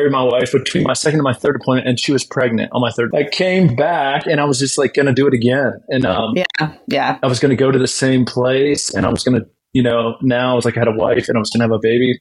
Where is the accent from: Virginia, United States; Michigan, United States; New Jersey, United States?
Virginia, United States; Blacksburg; moved away as an adult; I grew up in Blacksburg, Virginia, and pretty normal upbringing and sports